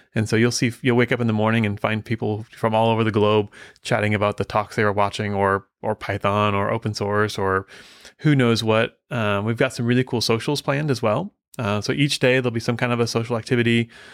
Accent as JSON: {"language": "English", "region": "Midwest", "country": "United States", "tie": "born or raised there", "said": "I grew up in the Midwest"}